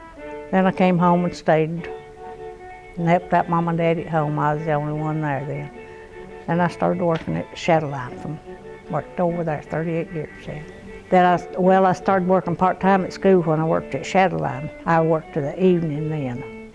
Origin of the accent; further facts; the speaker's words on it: Watauga County, North Carolina, United States; moved away as an adult; also born or lived in Ohio / North Wilkesboro; I was born in Watauga County. I was born at home, not in the hospital.